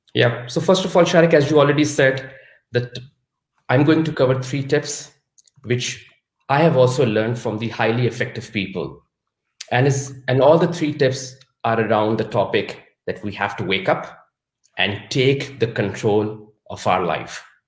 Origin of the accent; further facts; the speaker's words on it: Pakistan; moved away as an adult; now in Munich, Germany; I was born and raised in Pakistan